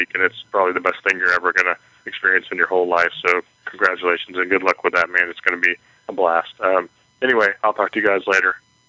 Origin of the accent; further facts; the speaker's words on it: Pensacola, Florida, United States; I'm actually from Pensacola, Florida.